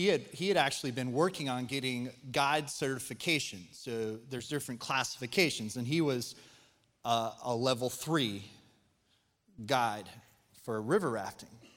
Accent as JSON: {"language": "English", "region": "Colorado", "country": "United States", "tie": "born or raised there", "moved": "yes", "said": "I was born and raised in Colorado"}